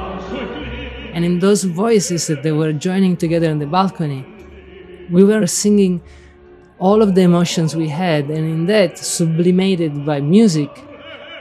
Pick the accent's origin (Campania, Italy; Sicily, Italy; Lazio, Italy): Sicily, Italy; English is a second language; moved away as an adult; also born or lived in Rome, Italy; now in Berkeley, United States; I'm from Sicily. And for me, when you ask me where is home, it's Sicily.